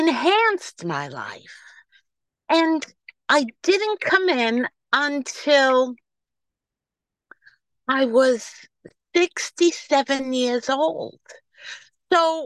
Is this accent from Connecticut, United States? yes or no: no; New York, United States; accent: New York; I am gratefully recovered from New York, if you can't tell by my New York accent.